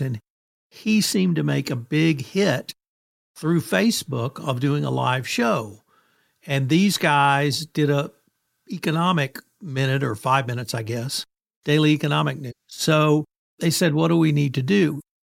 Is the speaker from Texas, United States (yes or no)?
yes; Kerrville, Texas, United States; I started making presentations in my hometown, which is Kerrville, Texas